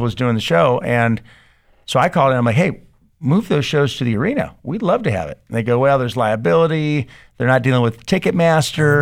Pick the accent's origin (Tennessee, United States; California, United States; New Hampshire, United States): California, United States; San Diego; also born or lived in Santa Barbara / Del Mar; I grew up in, uh, Pacific Beach and then up in Del Mar